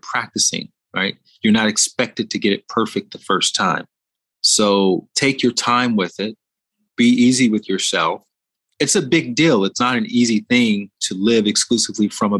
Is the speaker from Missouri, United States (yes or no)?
no; Montgomery, Alabama, United States; I went to one of the biggest schools in my hometown, Montgomery, Alabama, Sidney Lanier High School